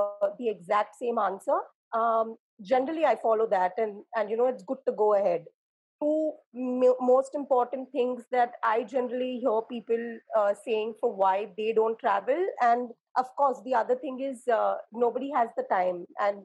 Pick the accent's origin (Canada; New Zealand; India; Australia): India; Mumbai, Maharashtra; I am from Bombay